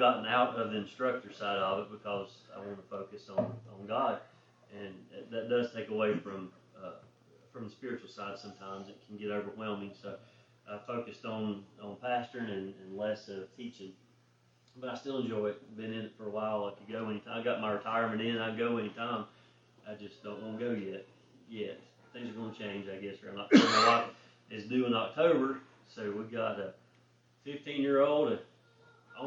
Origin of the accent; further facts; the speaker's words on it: Vilas, United States; I'm from Vilas, born and raised there. Don't know anything else but Vilas